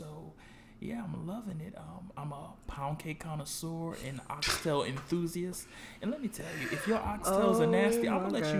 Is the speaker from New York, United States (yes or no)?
no; Bridgeport, Connecticut, United States; also born or lived in South Carolina / Manhattan; now in Washington, D.C., United States; I'm from Bridgeport, Connecticut. I went to South Carolina State University. I'm a double graduate from there. 2 degrees by 23.